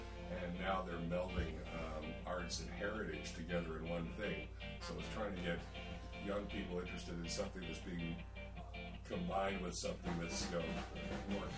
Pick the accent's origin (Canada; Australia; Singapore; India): Canada; Victoria, British Columbia; I'm born and raised on the Cline, Victoria.